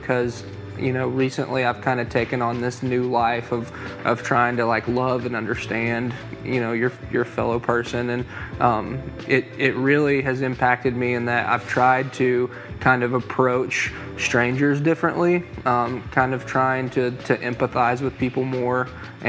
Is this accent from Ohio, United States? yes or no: no; Maryville, Tennessee, United States; I'm from Maryville, Tennessee, born and raised, and have grown up in this community